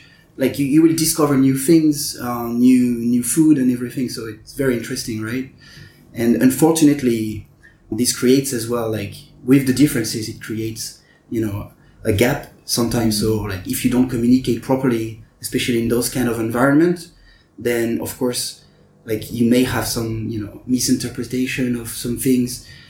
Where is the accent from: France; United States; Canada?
France; also born or lived in Lyon; So I was born in Lyon. It's one of the biggest cities in France, but I didn't really had time to enjoy this big city lifestyle because I quickly moved to a smaller town in the center of France. And we moved around France a lot